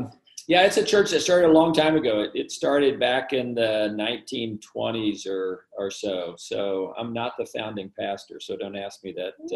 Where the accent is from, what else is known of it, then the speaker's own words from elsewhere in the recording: Midwest, United States; now in Fairfax, United States; So I grew up in the Midwest. My dad was a pastor. My brother was a pastor. My two grandparents were itinerant preachers. I grew up in that environment.